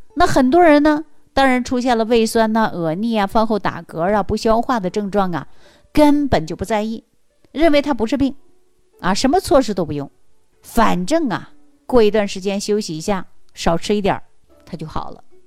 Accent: China; 我们中国人

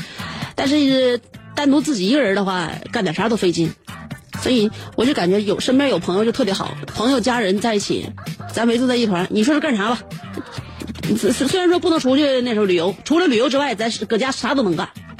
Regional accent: northern China, China; 就是说，作为北方人呢，你看啊，北方人长得是不开阔，高鼻大梁的

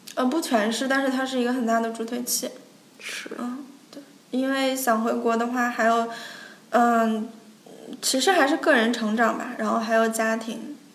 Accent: China; moved away as an adult; 我们中国人可能就聚个餐

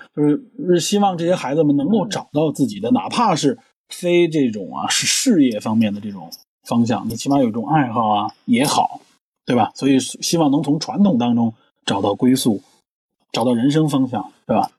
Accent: Beijing, China; 我是北京人

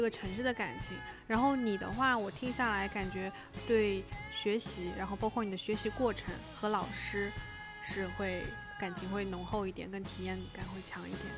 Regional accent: Suzhou, Jiangsu, China; moved away as an adult; also born or lived in Beijing; now in Shanghai, China; 我从小在四周长大，如果就是万一我们的听众里有宿州的我的朋友或者我的同学的话，大家应该都知道，我的小学、初中、高中都在一条街上，就是十全街

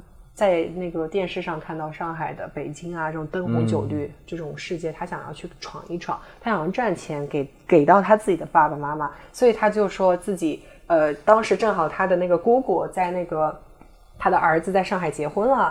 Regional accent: Jinshan, Shanghai, China; 然后呢，我就生小时候就生活在这种语言体系下，可能这就是为什么我没有所谓的上海口音，因为我从小就说普通话，嗯，我不会说乡那个乡下话，我不会说金山话

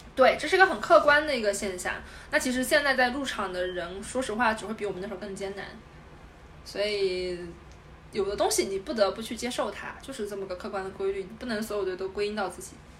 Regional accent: southern China, China; moved away as an adult; now in Beijing, China; 我是一个南方人

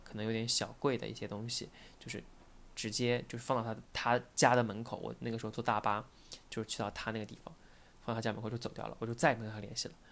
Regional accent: Taizhou, Zhejiang, China; moved away; 他是在我老家，然后他特别希望我留在老家

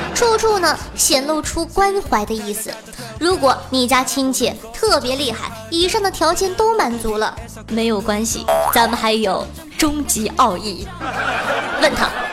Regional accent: Northeast China, China; 你在老家，对吧？身边儿像我们东北，身边儿人都是在东北话

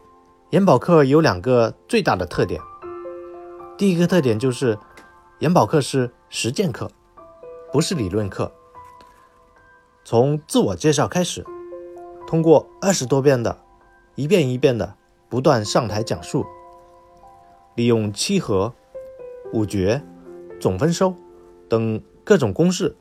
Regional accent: Hunan, China; 因为我老家是湖南的，并且生于龙年

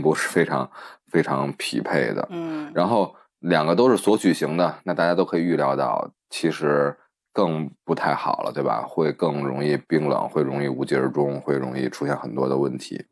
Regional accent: Beijing, China; 我们北京，北京人管这个叫“扒眼儿

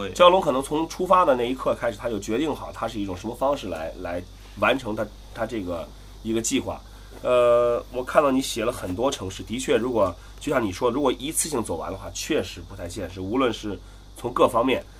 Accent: Qingdao, Shandong, China; 我是青岛人

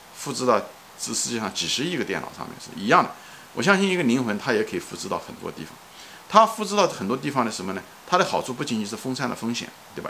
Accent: China; now in Long Island, United States; 我是个中国人，我是在美国，我是个华人，我是在长岛

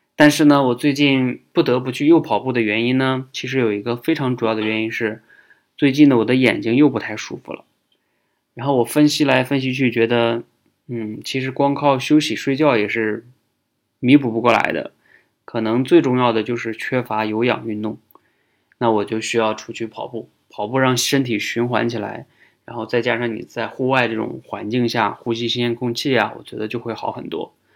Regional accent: China; 我们中国人

